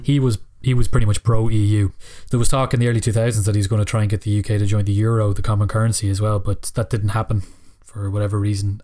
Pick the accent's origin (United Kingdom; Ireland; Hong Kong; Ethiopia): Ireland; Killybegs, County Donegal; I come from Donegal and Killybegs